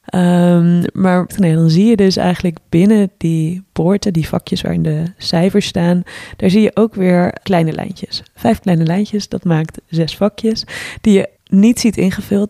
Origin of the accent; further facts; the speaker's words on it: Twente, Overijssel, Netherlands; moved away; ben op dit moment ook voor de kerstdagen even terug in eh, het dorp in Twente, waar wij allebei zijn opgegroeid